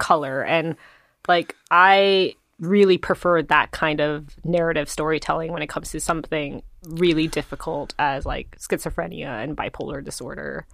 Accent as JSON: {"language": "English", "region": "New Jersey", "country": "United States", "tie": "born or raised there", "said": "I grew up in, in New Jersey, there's a lot of Koreans"}